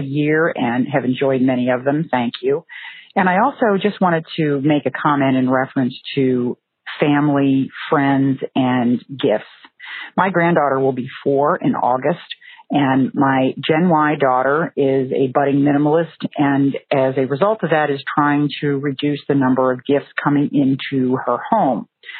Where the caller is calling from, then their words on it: Maryland, United States; I'm calling from Maryland.